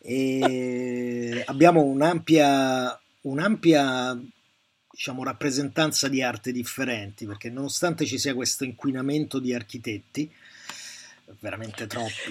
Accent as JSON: {"language": "Italian", "town": "Rome", "region": "Lazio", "country": "Italy", "tie": "born or raised there", "said": "Io sono di eh. Roma, no? Cioè, sono nato a Roma e a Roma siamo pessime persone"}